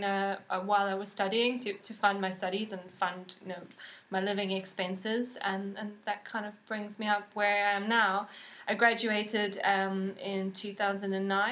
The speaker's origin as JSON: {"language": "English", "country": "South Africa", "tie": "born or raised there", "moved": "yes", "said": "I'm originally from South Africa, so that's where I grew up."}